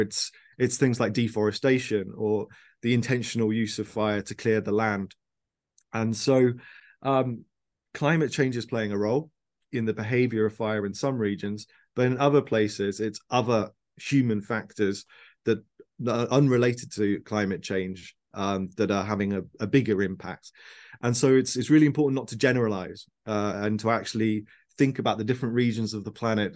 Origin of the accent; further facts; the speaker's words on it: Birmingham, West Midlands, United Kingdom; moved away as an adult; also born or lived in Sheffield; now in London, United Kingdom; I was born in Birmingham in the Midlands of the UK.